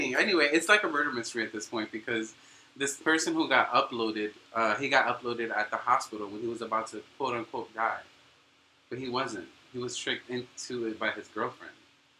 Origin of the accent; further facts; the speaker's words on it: New York City, New York, United States; So, I grew up in Harlem to Dominican parents who are divorced in a Christian home.